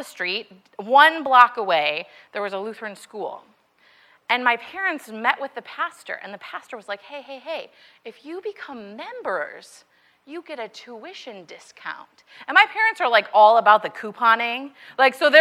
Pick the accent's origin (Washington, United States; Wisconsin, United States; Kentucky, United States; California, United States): Wisconsin, United States; Milwaukee; I grew up in Milwaukee, Wisconsin